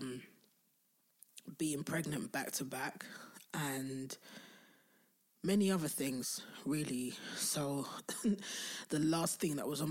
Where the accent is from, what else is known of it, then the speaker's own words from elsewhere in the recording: London, United Kingdom; I'm from Southeast London